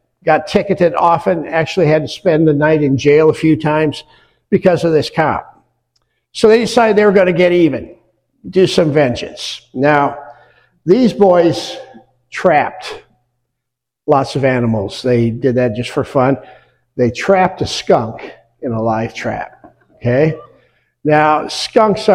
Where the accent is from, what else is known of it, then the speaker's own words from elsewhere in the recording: near Wells Blue Bunny plant, Iowa, United States; now in West Michigan, United States; I grew up near the Wells Blue Bunny, largest ice cream plant in the world